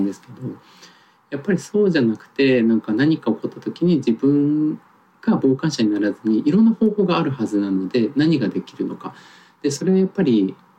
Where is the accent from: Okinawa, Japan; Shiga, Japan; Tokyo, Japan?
Tokyo, Japan; 僕も東京育ちが長いので